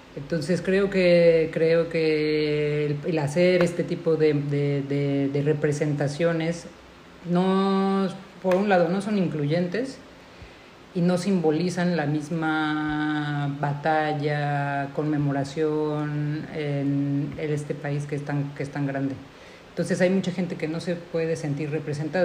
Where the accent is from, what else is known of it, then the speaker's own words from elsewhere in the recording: Mexico; first language Spanish; nosotros en México